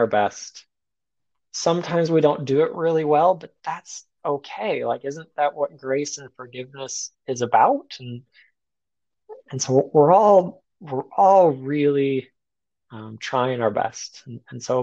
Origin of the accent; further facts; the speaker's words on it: United States; I'm an American.